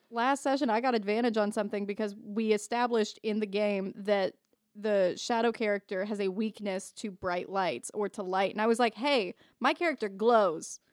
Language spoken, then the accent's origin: English; Indiana, United States; I'm from Indiana